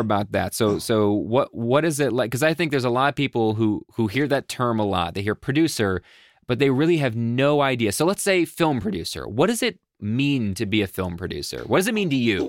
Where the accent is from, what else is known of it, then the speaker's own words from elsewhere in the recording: Buffalo, New York, United States; I grew up in Buffalo